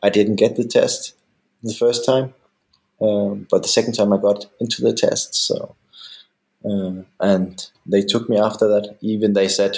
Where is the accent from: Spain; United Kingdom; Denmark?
Denmark; also born or lived in Germany / San Francisco; now in Cologne, Germany; I'm half German, half Danish, born in Germany. And then when I was 8, my parents decided to move to Denmark, where I actually stayed the most of my time.